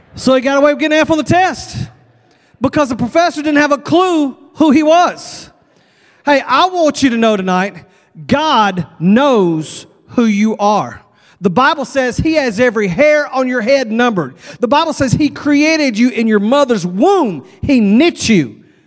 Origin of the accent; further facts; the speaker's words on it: Texas, United States; I'm from Texas